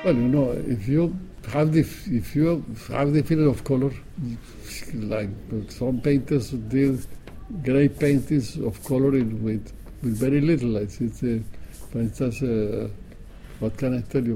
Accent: Colombia; moved away as an adult; I live in Colombia only when I was a young man. Because uh, at 19 I left

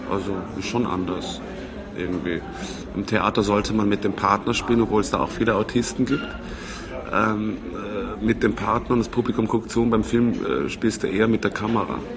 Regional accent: Switzerland; also born or lived in Vienna, Austria / Styria, Austria / Hof, Germany; bin gebürtiger Wiener, bin aber ähm, in der Schweiz aufgewachsen und in der Steiermark und ganz kurz in Deutschland gelebt. In Franken, in Hof, aber da war ich glaube ich paar Monate alt.

